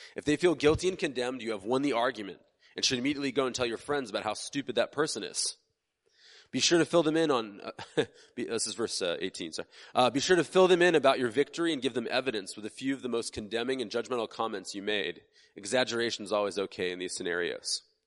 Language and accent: English; United States